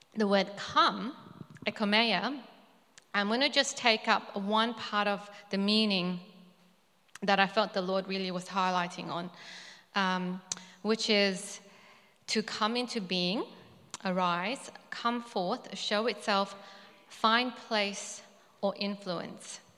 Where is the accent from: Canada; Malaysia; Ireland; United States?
Malaysia; moved away; I was born in Malaysia. So my ethnic background is Chinese